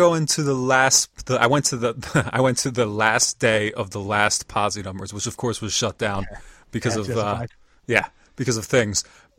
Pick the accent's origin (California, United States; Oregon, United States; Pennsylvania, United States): Pennsylvania, United States; York; where I live and grew up. Like, I grew up in York, Pennsylvania, which is nearby Lancaster here, but it's only 45 minutes north of Baltimore. It's maybe 2 hours to Philly.